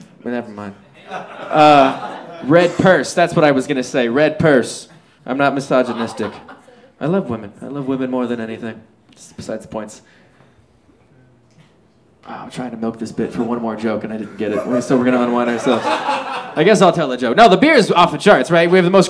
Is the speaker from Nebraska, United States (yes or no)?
no; Minnesota, United States; My joke, because I'm from Minnesota when I get wasted.